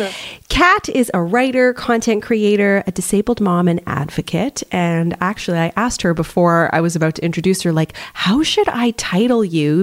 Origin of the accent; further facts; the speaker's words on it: Canada; we're both Canadian